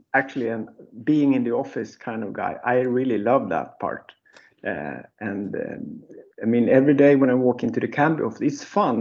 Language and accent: English; Gotland, Sweden; moved away as an adult; now in Stockholm, Sweden; I was born and raised in Gotland, but I living in Stockholm for like 30 years